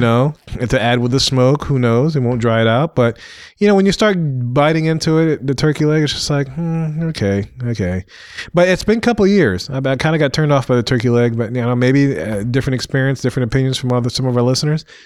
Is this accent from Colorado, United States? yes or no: no; Louisiana, United States; I'm from Louisiana